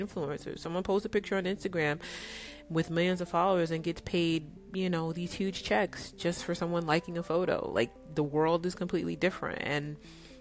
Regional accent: New York, United States; also born or lived in California; now in Dallas, United States; I grew up in New York

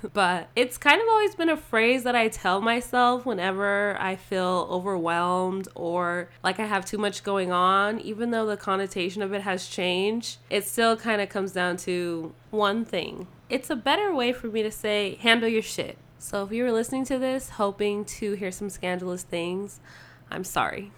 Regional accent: Las Vegas, Nevada, United States; also born or lived in Ohio / San Diego, California; I am Vegas raised, but I wasn't born here. I'm actually originally from Laredo, Ohio

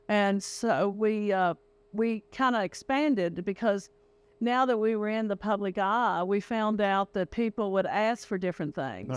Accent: Greenbrier County, West Virginia, United States; I grew up in Greenberg County.

